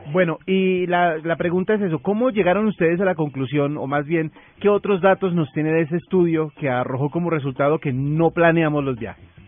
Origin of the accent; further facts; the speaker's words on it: Colombia; como buenos colombianos